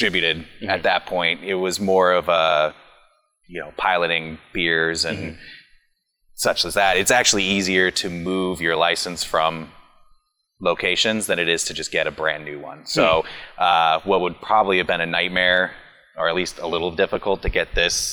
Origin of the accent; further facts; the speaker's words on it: Los Angeles, California, United States; also born or lived in Sonoma County; I grew up in Los Angeles